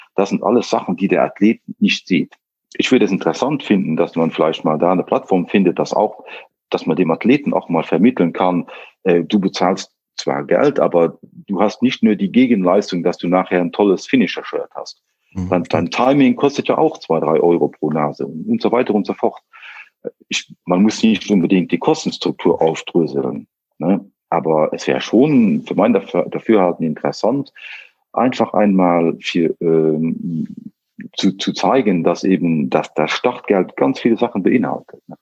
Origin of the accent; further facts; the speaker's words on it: northern Luxembourg, Luxembourg; komme aus dem äh, Norden äh, von Luxemburg